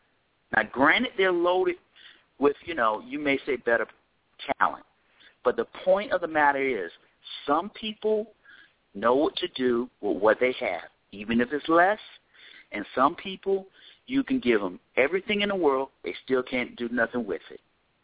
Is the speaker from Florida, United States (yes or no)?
yes; Florida, United States; I'm from Florida